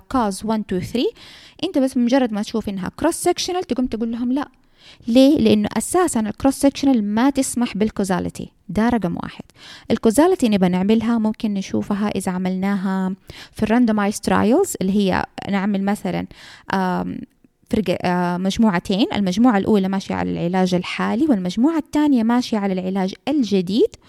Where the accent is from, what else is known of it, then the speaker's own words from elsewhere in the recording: Saudi Arabia; حتى عندنا في السعوديه لو اف دي اي ما وافقت معناها الدواء هذا احنا ما حنستعمله